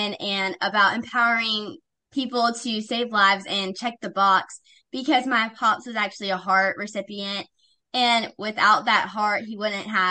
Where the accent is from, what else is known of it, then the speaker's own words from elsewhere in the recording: Ocean Springs, Mississippi, United States; I'm from Ocean Springs, Mississippi. I am a freshman at Ocean Springs High School